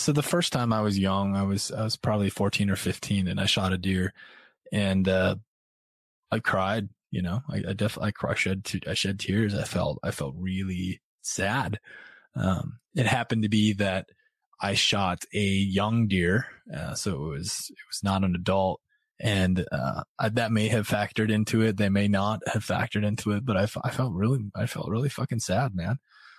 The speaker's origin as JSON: {"language": "English", "region": "Midwest", "country": "United States", "tie": "born or raised there", "lives_now": "Brooklyn, United States", "said": "I grew up in the Midwest and that's what we did. You know, we fished and we hunted."}